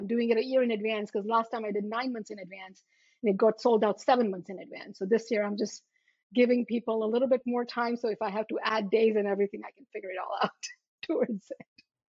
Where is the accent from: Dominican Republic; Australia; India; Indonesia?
India; born there; Because you see, I was born in India and I had black spots on my teeth.